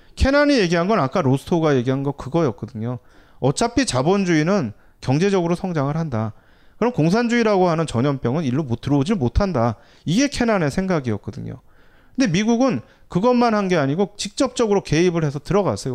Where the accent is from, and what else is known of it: South Korea